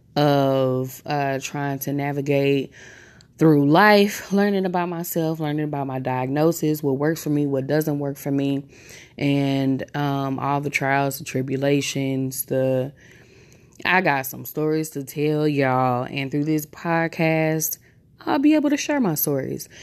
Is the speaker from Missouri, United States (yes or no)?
yes; St. Louis, Missouri, United States; I am born and raised in Saint Louis, Missouri, home of …